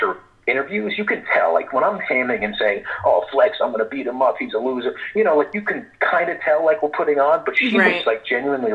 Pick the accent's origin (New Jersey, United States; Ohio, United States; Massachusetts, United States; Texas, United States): New Jersey, United States; Wyckoff; I grew up in Wyckoff